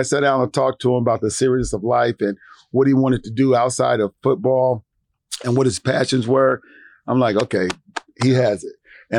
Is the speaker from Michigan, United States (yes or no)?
yes; Detroit, Michigan, United States; now in Dallas, United States; And I know when I came from Detroit to Dallas, it was a whole different world, a whole different environment.